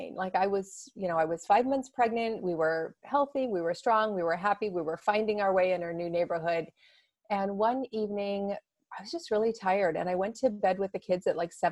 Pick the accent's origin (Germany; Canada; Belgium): Canada; Toronto, Ontario; moved away as an adult; now in Seattle, United States; I'm Canadian. I'm from Toronto